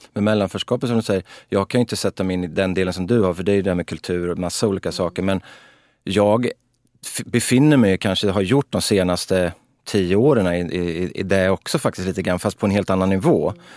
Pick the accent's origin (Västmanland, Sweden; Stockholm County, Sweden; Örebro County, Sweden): Örebro County, Sweden; Örebro; vi växte upp på Väster i Örebro